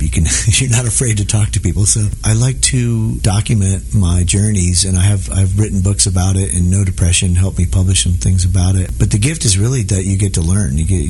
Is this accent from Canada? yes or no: no; Akron, Ohio, United States; moved away; my hometown of Akron